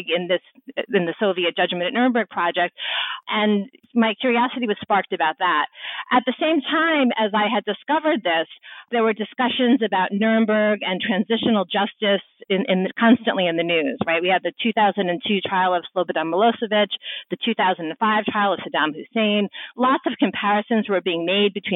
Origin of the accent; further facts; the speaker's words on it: New York City, New York, United States; I had worked during the summers for my hometown newspaper, the Staten Island Advance